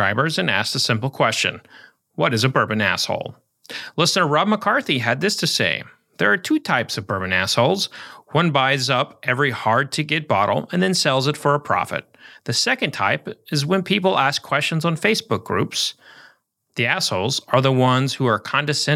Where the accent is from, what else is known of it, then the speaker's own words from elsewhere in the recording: Oklahoma, United States; moved away; at the Oklahoma Book Festival, where I'll talk about my latest books in my home state